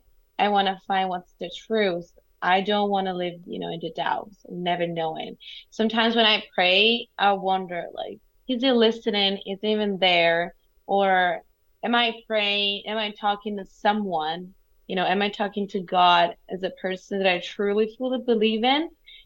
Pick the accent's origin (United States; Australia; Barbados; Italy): Italy; English is a second language; excuse my accent, but I've been speaking French and Spanish all day, and I'm Italian. I live in Italy. I speak Italian every day.